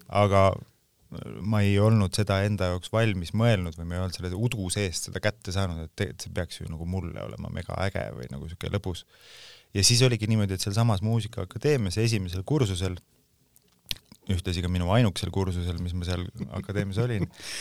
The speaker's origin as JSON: {"language": "Estonian", "town": "Pärnu", "region": "Pärnu County", "country": "Estonia", "tie": "born or raised there", "also_born_or_lived": "Tallinn / Sweden", "moved": "yes"}